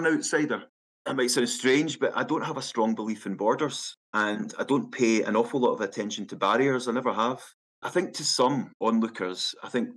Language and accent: English; Glasgow, Scotland, United Kingdom; also born or lived in Castlemilk, Glasgow; I was born in Castlemilk, but I never grew up there. I was only there for a year or two of my life. And I moved around an awful lot. My brothers, my sisters, we were in so many different houses, but it was always the south side of Glasgow.